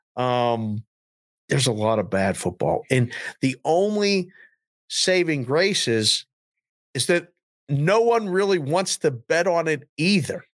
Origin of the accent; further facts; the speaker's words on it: Pittsburgh, Pennsylvania, United States; moved away; I'm from Pittsburgh